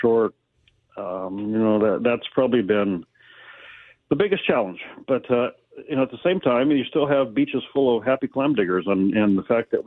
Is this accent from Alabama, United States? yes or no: no; Aberdeen, Washington, United States; I grew up in Aberdeen